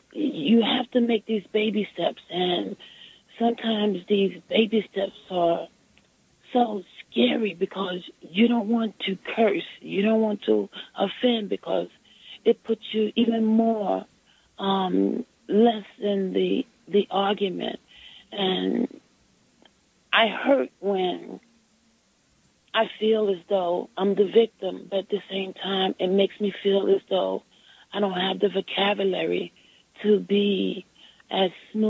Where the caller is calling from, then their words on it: New York City, New York, United States; I'm calling from Brooklyn.